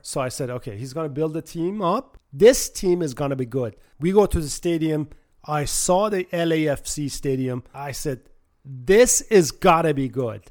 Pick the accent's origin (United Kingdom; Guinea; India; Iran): Iran; Tehran, Tehran Province; now in United States; I was born in Tehran, Iran, and, uh, came to the States in nineteen seventy-nine and been here ever since